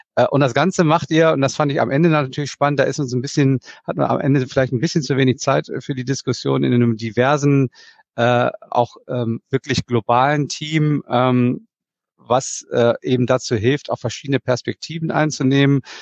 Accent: Germany

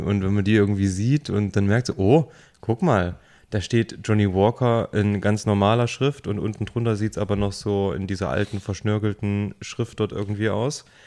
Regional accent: near Jena, Thuringia, Germany; now in Saxony, Germany; da, wo ich herkomme, Nähe von Jena, mitten auf dem Dorf mit 300 Leuten

